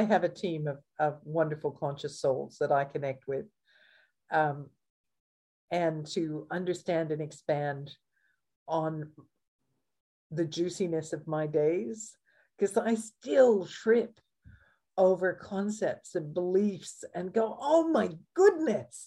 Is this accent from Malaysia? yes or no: no; Canada; now in Australia; I'm Canadian by birth